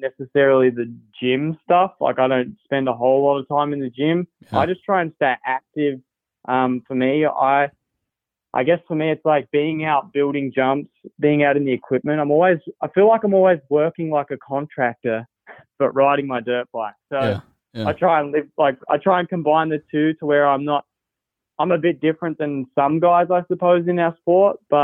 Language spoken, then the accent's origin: English; Australia; now in United States; being an Aussie